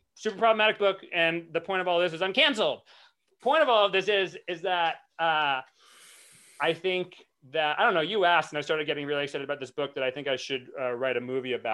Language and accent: English; Rhode Island, United States; my home state, Rhode Island